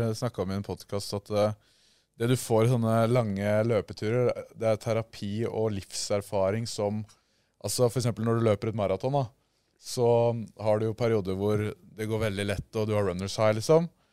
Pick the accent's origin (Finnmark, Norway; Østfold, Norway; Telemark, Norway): Telemark, Norway; Porsgrunn; vi er fra Porsgrunn